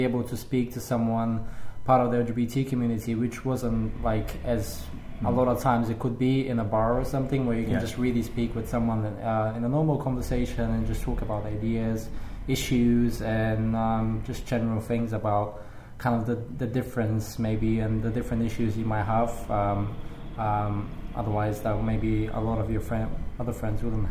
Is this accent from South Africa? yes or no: no; Bulgaria; now in London, United Kingdom; I'm from Bulgaria. I'm from like a really small town where people are quite conservative.